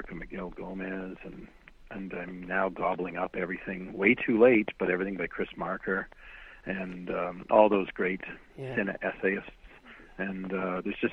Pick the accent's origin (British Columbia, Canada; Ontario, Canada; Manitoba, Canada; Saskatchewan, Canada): Manitoba, Canada; Winnipeg; moved away; I taught at University of Manitoba in my hometown of Winnipeg for almost 20 years